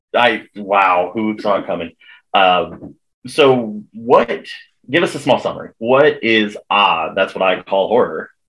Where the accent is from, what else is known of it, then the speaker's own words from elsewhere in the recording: United States; also born or lived in northern Indiana; I'm American